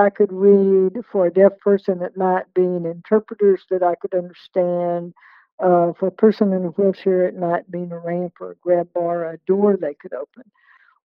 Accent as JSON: {"language": "English", "region": "West Texas", "country": "United States", "tie": "born or raised there", "said": "growing up in West Texas"}